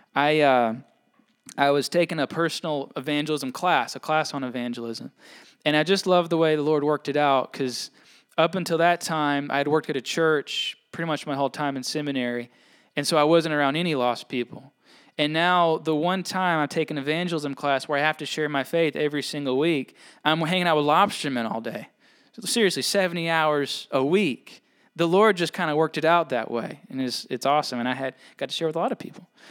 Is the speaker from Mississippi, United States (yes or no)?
yes; Mississippi, United States; now in Maine, United States; I'm from away, right? I'm from Mississippi